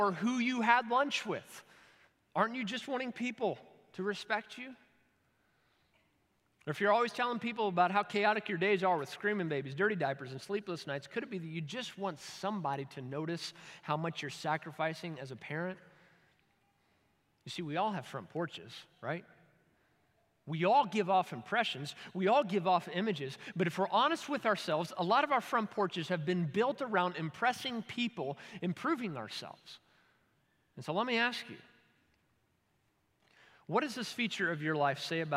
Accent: Kentucky, United States; I'm from Kentucky

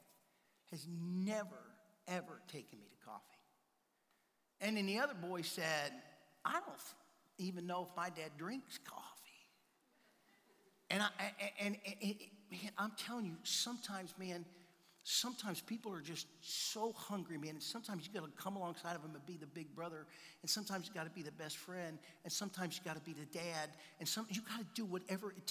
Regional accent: the South, United States; now in Simi Valley, United States; we're from the South

